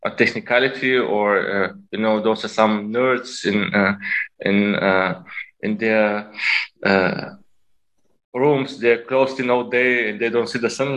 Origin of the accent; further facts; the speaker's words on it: Bulgaria; moved away as an adult; now in Berlin, Germany; I was born in Bulgaria, and when I was 19, I moved to Germany to study.